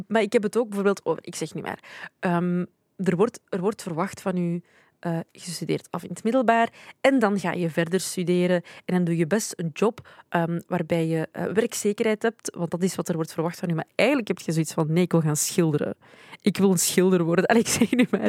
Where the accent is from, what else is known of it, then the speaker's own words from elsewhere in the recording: Belgium; ik ben in België geboren, dus ik zie België altijd wel als, het, als mijn thuisland, denk ik dus ik, ik, ben, ik, ik ben hier opgegroeid